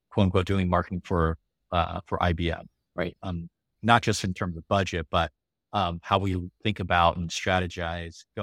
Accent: Taiwan; born there; I mean, even though I was born in Taiwan, um, and I won't go into this whole Taiwan China thing.

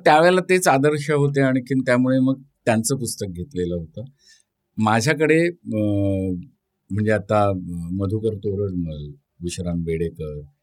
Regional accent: Chiplun, Maharashtra, India; now in Mumbai, India; मी कोकणातला आहे मी गुहागर चिपळूण चिपळूणला माझा जन्म झाला

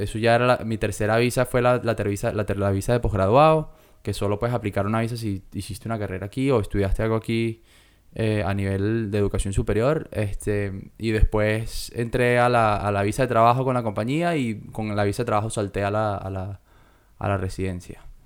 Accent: Venezuela; now in Australia

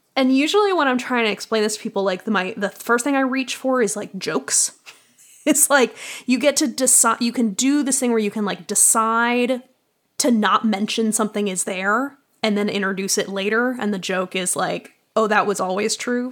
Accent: Boston, Massachusetts, United States; now in Chicago, United States; I grew up in Boston

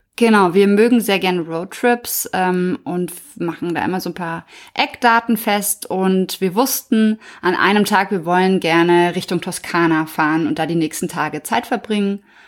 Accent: Germany; wir als Deutsche

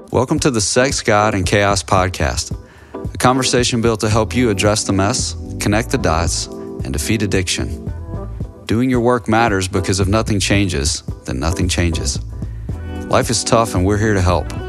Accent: the South, Southern United States, United States; Being a Southerner, being a long-term Christian

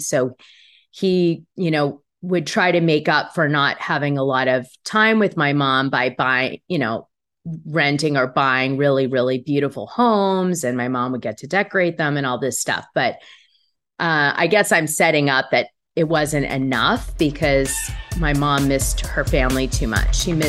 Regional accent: Hartford, Connecticut, United States; born there; I was born in Hartford, Connecticut. My mom was … my dad was

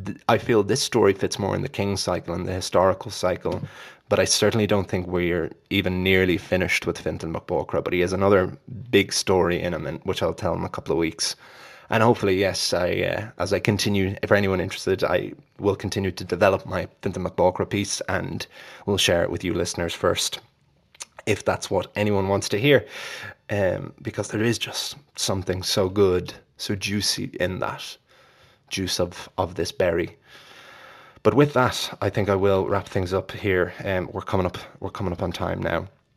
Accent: Ireland; my perspective as an Irish man

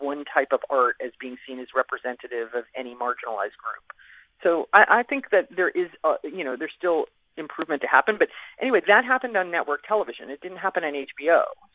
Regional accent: Scarsdale, New York, United States; I'm from Scarsdale.

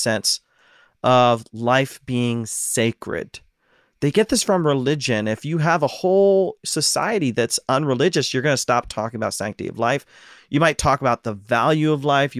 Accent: Ohio, United States; now in Pacific Northwest, United States; I'm from Ohio

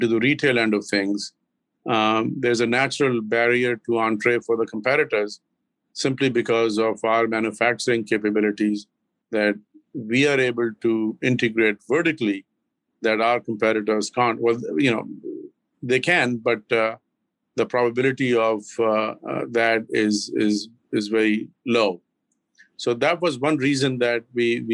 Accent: Lahore, Punjab, Pakistan; moved away as an adult; also born or lived in Karachi, Pakistan / Islamabad, Pakistan; now in Massachusetts, United States; I grew up in the central part of Pakistan, which is sort of I was born in the southern part, which is Karachi, the largest city on the Indian Ocean. And then, but I grew up in Lahore and in the northern part of Islamabad and that area

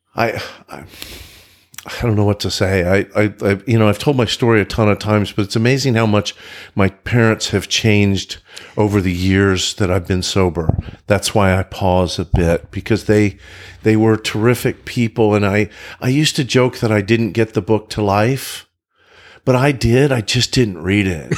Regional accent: Oklahoma, United States; now in Frisco, United States; I grew up in Oklahoma.

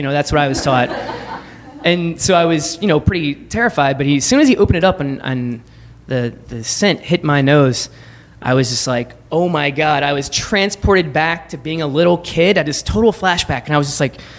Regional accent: Baton Rouge, Louisiana, United States; now in New York City, United States; I grew up in Baton Rouge, Louisiana

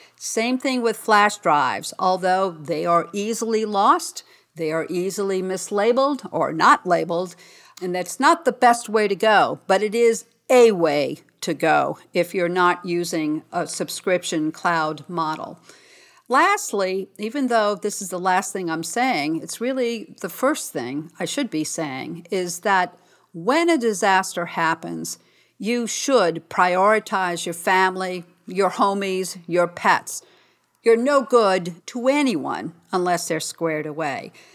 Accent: New Orleans, Louisiana, United States; I'm from New Orleans

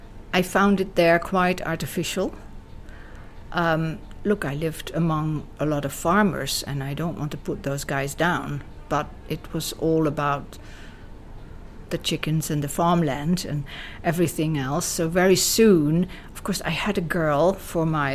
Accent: Amsterdam, Netherlands; moved away as an adult; also born or lived in South Africa; now in Ibiza, Spain; I was never telling anybody that I was from Dutch descent. I always pretended I was British

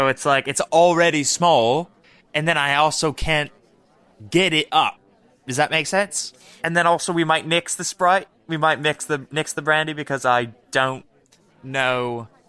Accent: South East England, United Kingdom; Yeah, I'm from Sussex.

